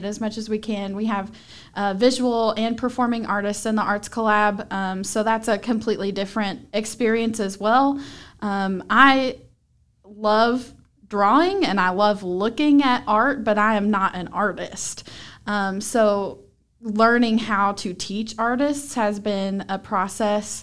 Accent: Marion County, Kentucky, United States; I'm from Marion County

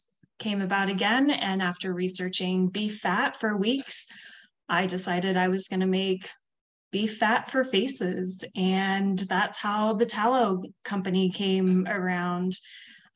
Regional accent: California, United States; moved away as an adult; also born or lived in Hawaii / Colorado; I was born and raised in California.

